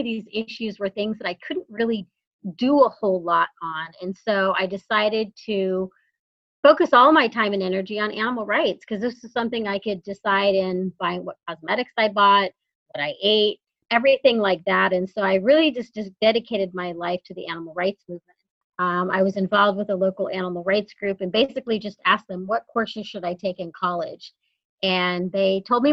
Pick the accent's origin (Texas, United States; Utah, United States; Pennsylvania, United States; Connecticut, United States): Texas, United States; San Antonio; moved away; also born or lived in Sonoma County, California; But I actually am from Texas. I grew up in San Antonio.